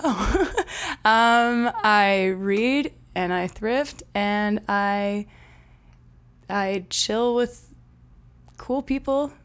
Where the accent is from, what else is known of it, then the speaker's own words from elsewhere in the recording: Winnipeg, Manitoba, Canada; I am from Winnipeg